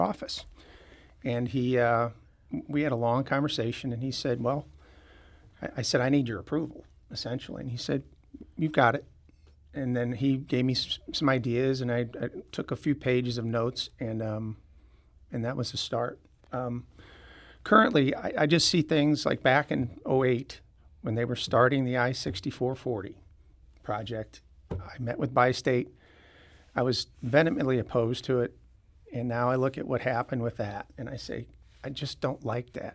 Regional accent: Clayton, Missouri, United States; moved away as an adult; also born or lived in San Diego, California / Atlanta, Georgia; I grew up in Clayton

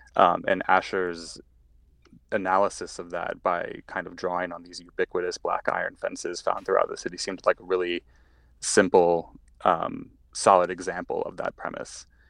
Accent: St. Louis, Missouri, United States; moved away as an adult; now in Chicago, United States; I grew up in St. Louis. Um, I still call St. Louis home.

